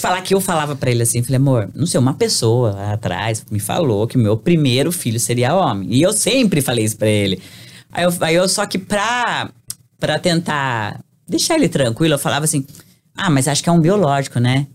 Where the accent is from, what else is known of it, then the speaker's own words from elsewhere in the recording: Brazil; moved away as an adult; now in United States; a gente é brasileiro